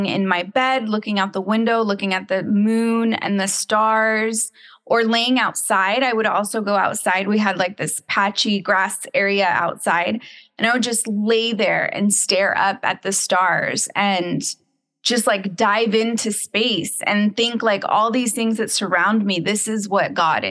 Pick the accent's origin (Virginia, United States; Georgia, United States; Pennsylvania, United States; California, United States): California, United States; San Juan Capistrano; moved away; also born or lived in Dallas, Texas; So I am from California. I grew up in the San Juan Capistrano area.